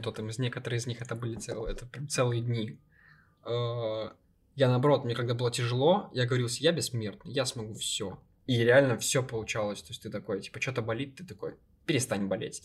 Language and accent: Russian; Ukraine; я из Украины